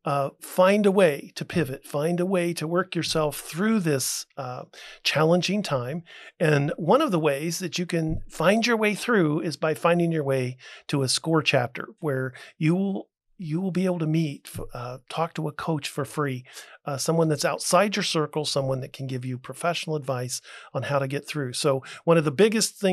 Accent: Portsmouth, Ohio, United States; I grew up in Portsmouth, Ohio, which is not far from you

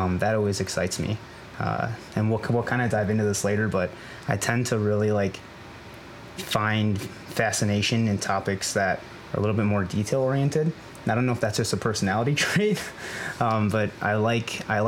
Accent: Chicago, Illinois, United States; moved away as an adult; now in Baltimore, United States; I'm originally from Chicago

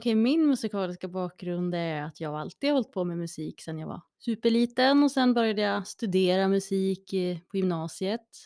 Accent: Gävle, Gävleborg County, Sweden; Jag kommer från Brända bockens stad

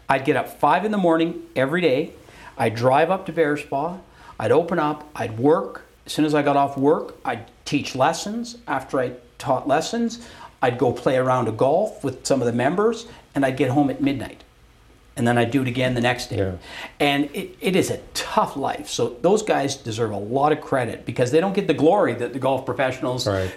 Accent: Calgary, Alberta, Canada; also born or lived in Brampton, Ontario / Quebec; when I was eight, we moved to Calgary

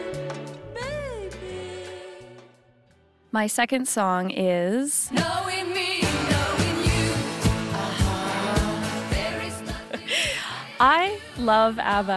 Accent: Canada; also born or lived in Netherlands; Being Canadian and all

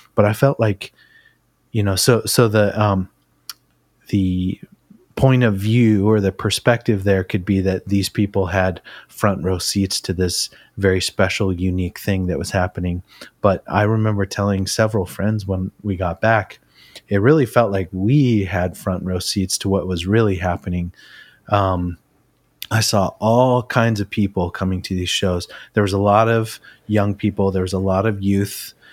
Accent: Ridgefield, Connecticut, United States; I grew up in Ridgefield, Connecticut

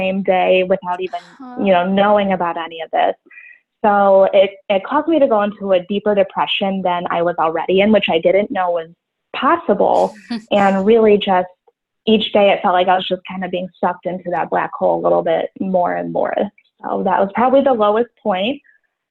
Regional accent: Buffalo, New York, United States; I'm from Buffalo, New York.

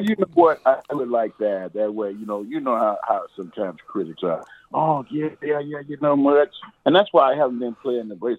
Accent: Chicago, Illinois, United States; I grew up, uh, born and raised in Chicago

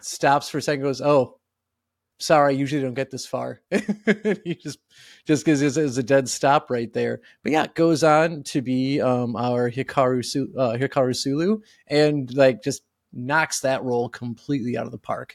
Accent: Wisconsin, United States; growing up in Wisconsin

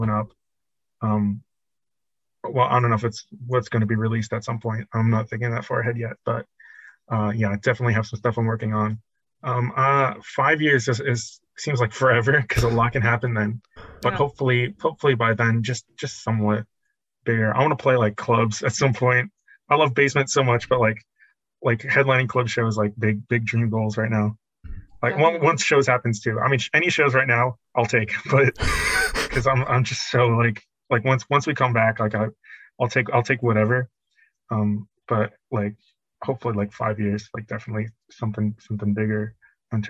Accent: New Jersey, United States; I'm from Jersey

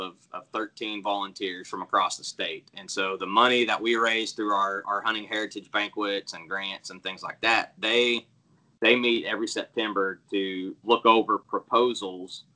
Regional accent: Enid, Oklahoma, United States; moved away as an adult; also born or lived in Texas; I'm born and raised in Enid, Oklahoma, so this is home for me anyways, where I grew up

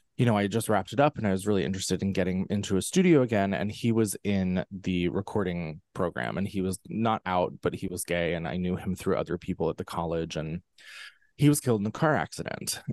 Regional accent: central Pennsylvania, United States; I'm from central Pennsylvania, right in the heart of Amishland, um, which is, you know, a very, very, um, interesting kind of place to grow up

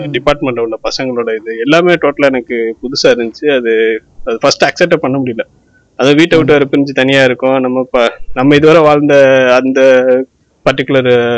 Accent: Ramanathapuram, Tamil Nadu, India; நாங்கள் எங்கள் ஊர்லேருந்து ராமநாதபுரத்துலேருந்து

